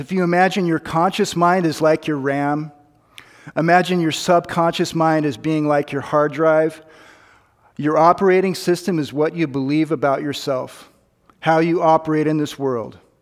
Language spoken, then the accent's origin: English; United States; I'm an American